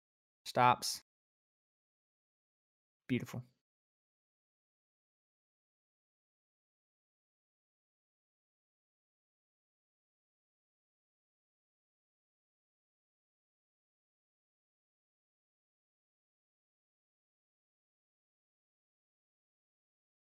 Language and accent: English; Birmingham, Alabama, United States; now in Tuscaloosa, United States; I grew up in Birmingham. I live in Tuscaloosa right now